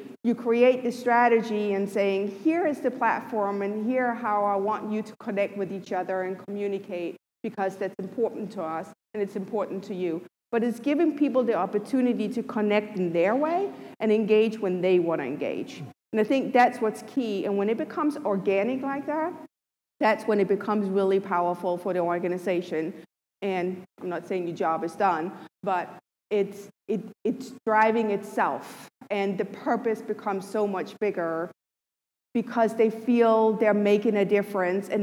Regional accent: Denmark; I'm from Denmark.

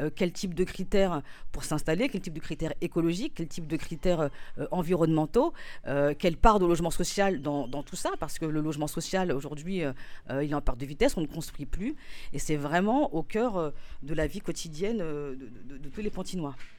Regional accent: Épinay-sur-Seine, Île-de-France, France; now in Pantin, France; j'ai grandi à Épinay-sur-Seine

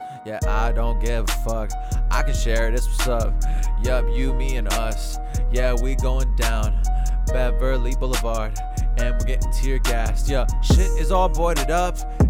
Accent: South Korea; I'm from Korea.

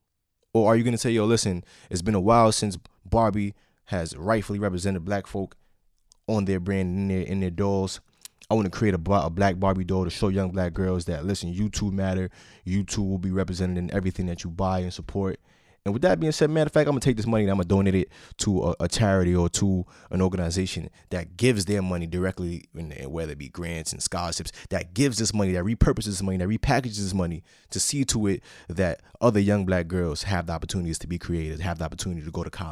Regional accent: New York City, New York, United States; I am from New York City

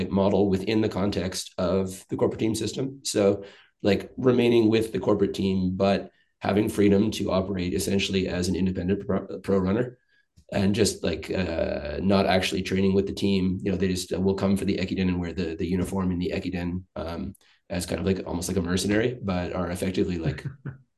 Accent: Canada; now in Japan; as a Canadian

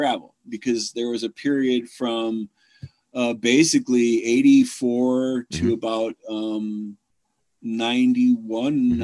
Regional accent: Chicago, Illinois, United States; moved away as an adult; also born or lived in Carbondale, Illinois

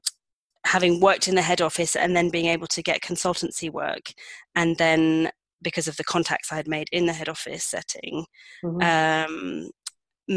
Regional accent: United Kingdom; moved away as an adult; also born or lived in Madrid / London; now in Pyrenees; I decided I wanted to move back to London at first, because I'm British

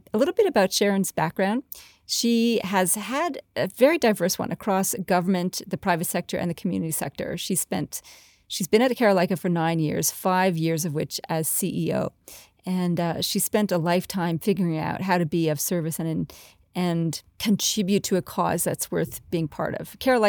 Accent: Canada; now in Australia; I'm a Canadian-Australian who loves to work with CEOs

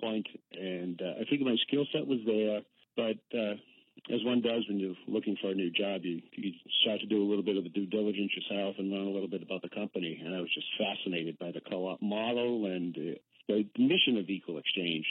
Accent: Boston, Massachusetts, United States; I grew up in Boston proper

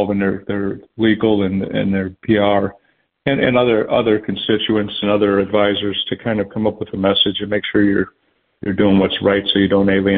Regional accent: Chicago, Illinois, United States; my hometown of Chicago

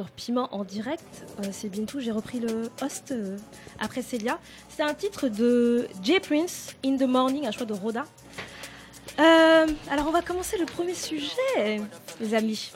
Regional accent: France; first language French; je suis née en France, que j'ai grandi en France, et que donc la langue française euh, est ma langue maternelle

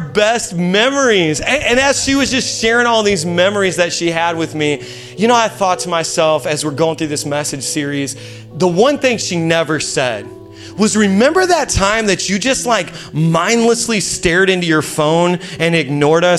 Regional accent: Indiana, United States; moved away as an adult; now in Queens, New York, United States; We're from Indiana. That's why I sound the way I sound

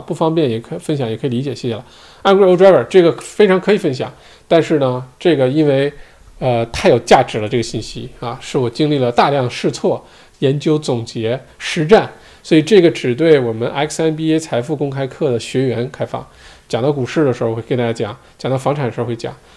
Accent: China; now in Australia; 我们中国人

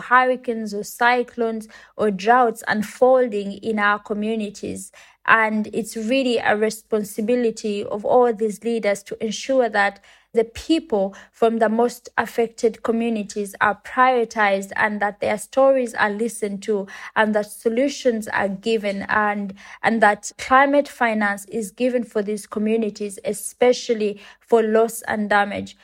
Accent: Uganda; I come from Uganda and it's a country in Africa.

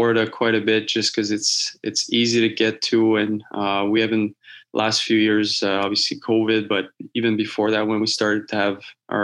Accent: Laval, Quebec, Canada; moved away; I was born in Laval.

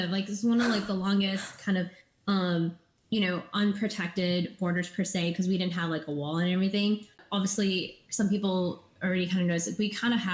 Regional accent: Minnesota, United States; Because growing up in Minnesota, um, you know, so many people were getting ready to, like prepare for the new refugee families to come and stuff

